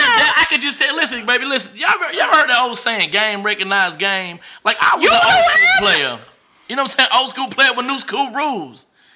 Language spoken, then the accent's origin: English; Arkansas, United States; I'm from Arkansas.